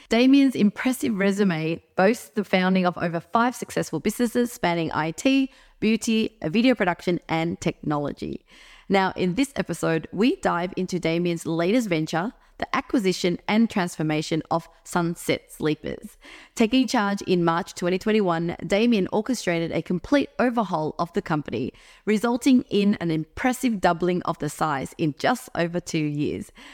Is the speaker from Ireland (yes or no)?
no; Melbourne, Victoria, Australia; now in Sydney, Australia; I was originally from Melbourne